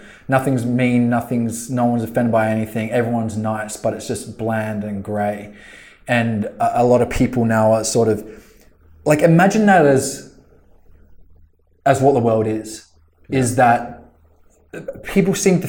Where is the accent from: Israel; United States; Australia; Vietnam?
Australia; Well, again, we're Australian, so I mean